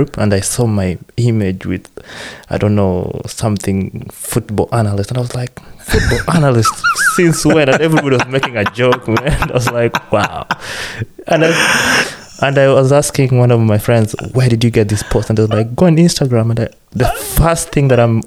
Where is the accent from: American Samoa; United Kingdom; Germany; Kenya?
Kenya; Eldoret, Uasin Gishu County; now in Newcastle; I'm from Eldoret